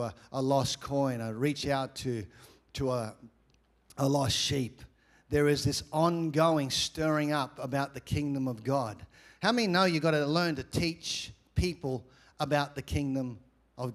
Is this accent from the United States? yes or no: no; Australia; I'm from Australia.